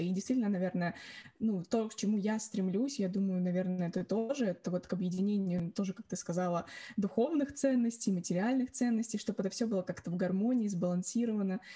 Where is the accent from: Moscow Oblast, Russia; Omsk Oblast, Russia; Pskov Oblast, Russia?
Moscow Oblast, Russia; Orekhovo-Zuyevo; now in London, United Kingdom; я из города Орехово-Зуево.